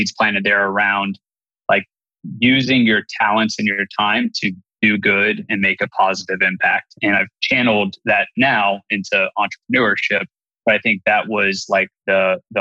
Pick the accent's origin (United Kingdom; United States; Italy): United States; Bellefontaine, Ohio; I'm born and raised in the Bell Fountain, Ohio area